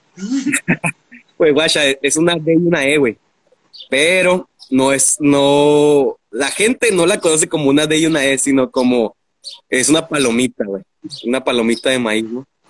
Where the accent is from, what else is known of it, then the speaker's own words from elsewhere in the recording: Mexicali, Baja California, Mexico; Aquí, nacido en Chicali de Chicali para el mundo.